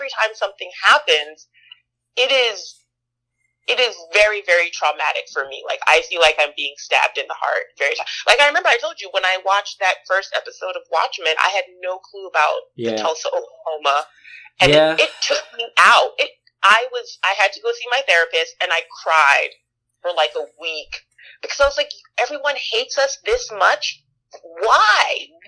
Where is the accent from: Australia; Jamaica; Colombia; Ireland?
Jamaica; also born or lived in New York / California / Georgia / Mississippi; now in United States; I've lived in New York. I've lived in California. I've lived in Georgia. I'm trying to think where else. Jamaica.